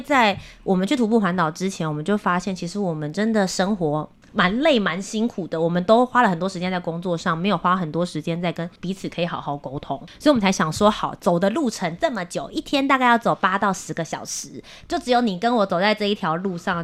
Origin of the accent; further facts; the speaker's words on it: Kaohsiung, Taiwan; 我是高雄人